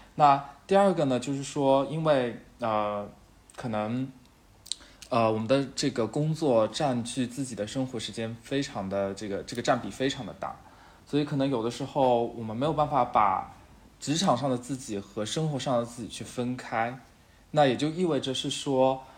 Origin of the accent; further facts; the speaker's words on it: Shanghai, China; moved away as an adult; now in Chengdu, China; 虽然我是上海人，但是我现在在成都工作，是一个荣漂